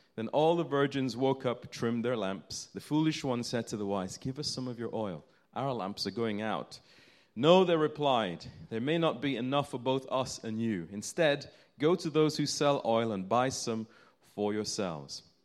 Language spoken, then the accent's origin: English; United Kingdom; as British people.